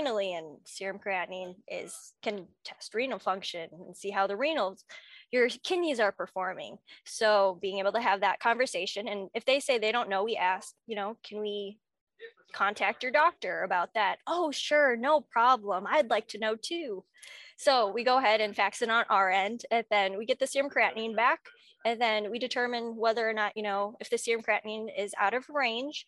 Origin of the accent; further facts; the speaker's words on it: Marion, Iowa, United States; I'm from Marion, Iowa, which is right next to Cedar Rapids